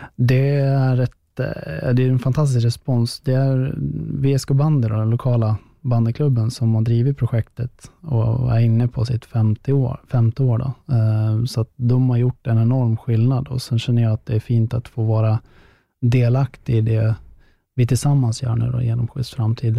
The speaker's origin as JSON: {"language": "Swedish", "town": "Västerås", "region": "Västmanland", "country": "Sweden", "said": "i Västerås, då, där jag kommer ifrån"}